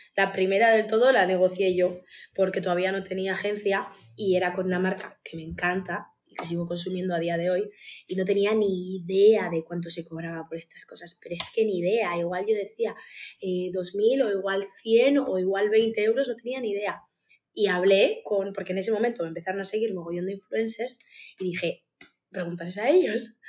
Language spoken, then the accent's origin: Spanish; Uruguay; now in Basque Country, Spain; soy uruguaya, eh, vivo en el País Vasco